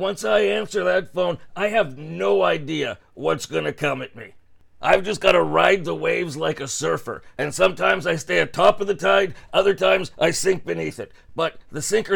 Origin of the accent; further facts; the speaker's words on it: Toronto, Ontario, Canada; you and I originated from the same hood, or shtetl, so to speak, Willowdale